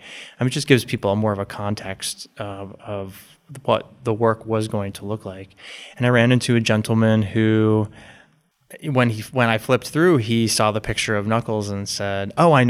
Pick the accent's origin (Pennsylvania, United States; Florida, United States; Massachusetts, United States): Massachusetts, United States; Boston; I'm from Boston, mm-hmm.